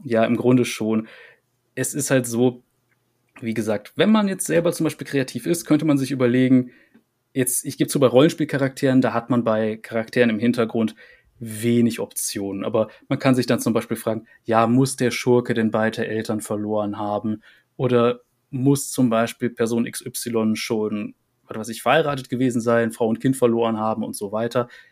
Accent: Rhineland, Germany; für mich als Rheinländer

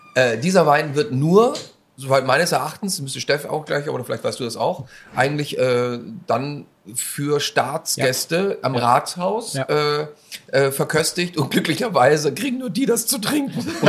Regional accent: Austria; moved away; also born or lived in Bremerhaven; aus meinem Heimatland

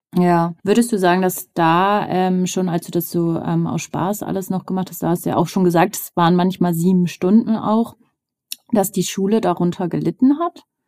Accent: Northern Germany, Germany; Ich komme aus dem Norden

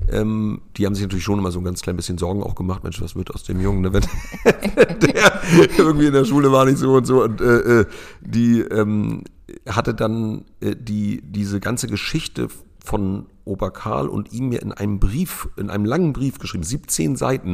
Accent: Lübeck, Schleswig-Holstein, Germany; moved away as an adult; now in Rövershagen, Germany; Ich komme gebürtig aus Lübeck

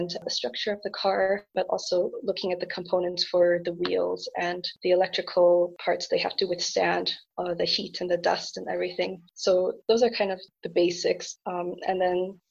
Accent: Canada; moved away as an adult; also born or lived in Germany; now in Aachen, Germany; I am originally from Canada. I moved to Germany to continue pursuing my passion for electrical engineering

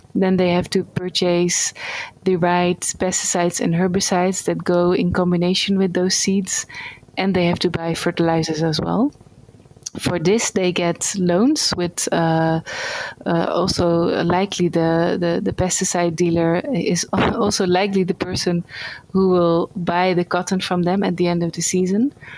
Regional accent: Netherlands; moved away as an adult; now in India; I'm from the Netherlands.

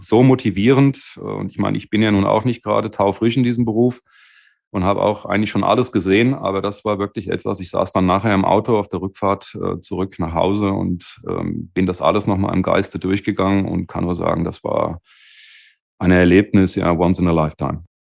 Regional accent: Bad Homburg region, Hesse, Germany; also born or lived in Wiesbaden; ich bin dann in das wunderschöne Bad Homburg wieder quasi zurück zu der Region, wo ich aufgewachsen bin

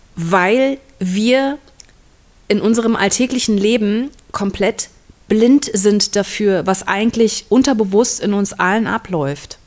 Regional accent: Berlin, Germany; moved away; Berlin ist meine alte Heimat

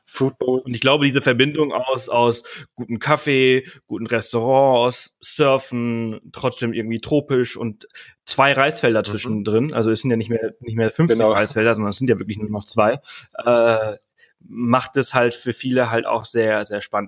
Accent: Mallorca, Balearic Islands, Spain; moved away; ich komme ja äh, ursprünglich aus Mallorca, ich bin auf mhm. Mallorca geboren und aufgewachsen

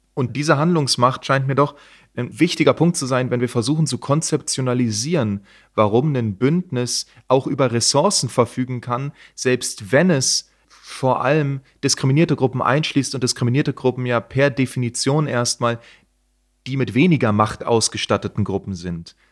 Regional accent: East Germany, Germany; ich komme aus der DDR

